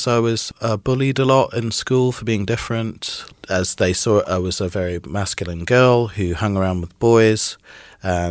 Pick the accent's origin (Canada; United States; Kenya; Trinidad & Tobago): Trinidad & Tobago; also born or lived in Midlands, United Kingdom; I was born in the Midlands in the UK, and then when I was about 4, we moved to Trinidad in the West Indies, which is where my father's from